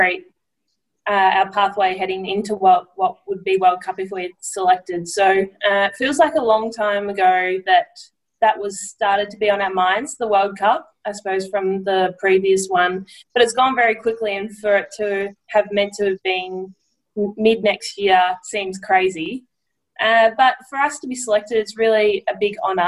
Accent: Edenhope, Victoria, Australia; growing up in Victoria

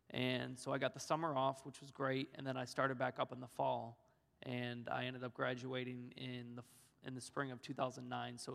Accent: Orlando, Florida, United States; born there; I was born in Orlando, Florida, and plus I'm a Florida Gator fan.

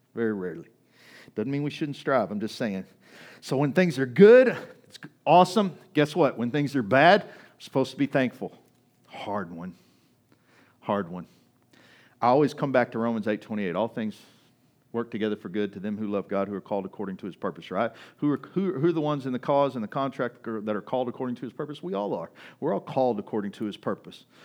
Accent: Kaufman, Texas, United States; moved away; I grew up in Kauffman, Texas

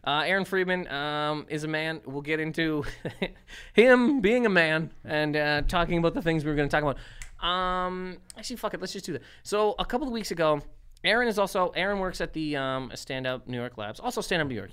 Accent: Nova Scotia, Canada; now in United States; where I'm from in Nova Scotia

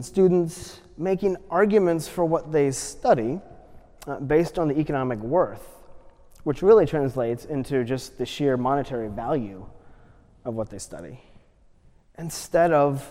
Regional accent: United States; as an American

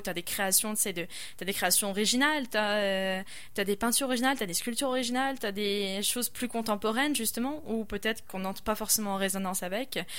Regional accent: France; also born or lived in Quebec; now in Quebec City, Canada; je suis française

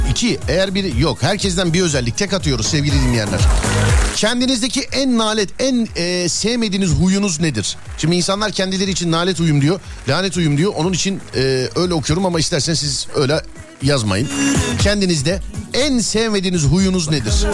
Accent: Diyarbakır, Diyarbakır Province, Turkey

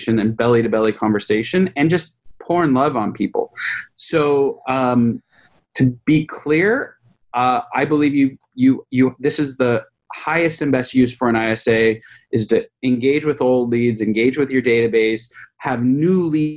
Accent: California, United States; I'm a Californian

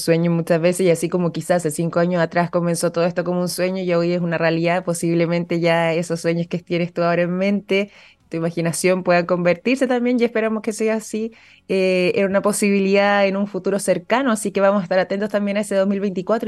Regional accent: Chile

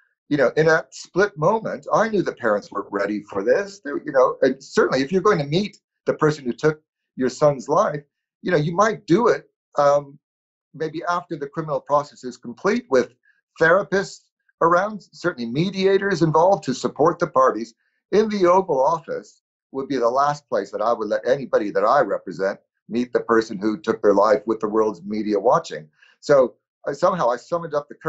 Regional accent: United States; I am a proud American

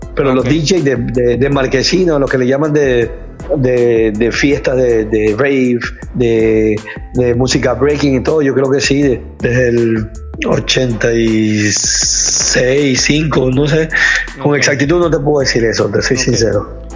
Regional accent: Guayaquil, Guayas, Ecuador; now in United States; resido en los Estados Unidos, soy guayaquileño, ecuatoriano

